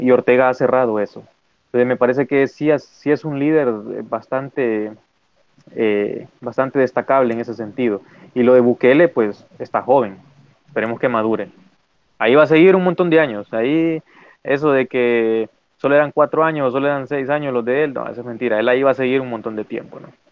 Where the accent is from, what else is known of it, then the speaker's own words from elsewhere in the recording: Honduras; somos de Honduras